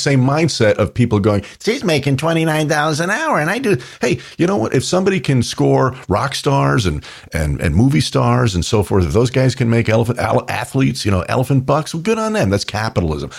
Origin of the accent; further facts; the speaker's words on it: New York, United States; I grew up in New York